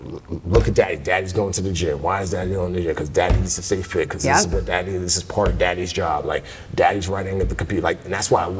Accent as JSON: {"language": "English", "town": "New York City", "region": "New York", "country": "United States", "tie": "born or raised there", "also_born_or_lived": "Nigeria", "said": "growing up in the Bronx"}